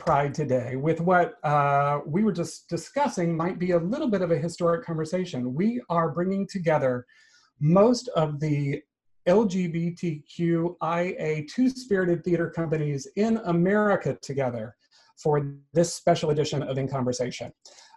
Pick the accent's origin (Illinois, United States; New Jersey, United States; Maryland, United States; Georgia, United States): Georgia, United States; Atlanta, Georgia, my home state